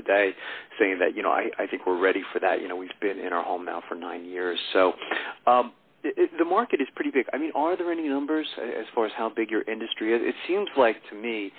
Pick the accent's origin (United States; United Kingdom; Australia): United States; Sayreville, New Jersey; also born or lived in New York; now in Pennsylvania, United States; I grew up in Sayreville, New Jersey